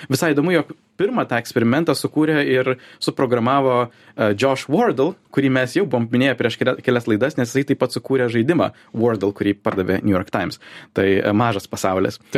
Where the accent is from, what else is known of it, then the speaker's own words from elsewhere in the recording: Lithuania; Aš esu lietuvis